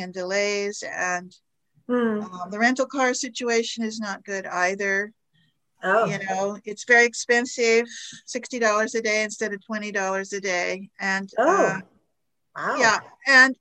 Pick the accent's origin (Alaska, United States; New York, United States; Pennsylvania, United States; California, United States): Alaska, United States; I am from Alaska